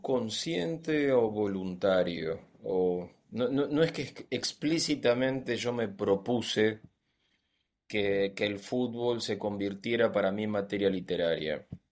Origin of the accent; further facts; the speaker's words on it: Argentina; aquí en Argentina tenemos una tradición de cuentistas